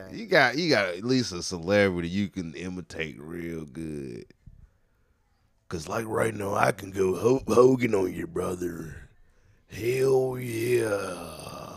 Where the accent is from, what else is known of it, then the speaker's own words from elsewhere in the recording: High Point, North Carolina, United States; I'm from High Point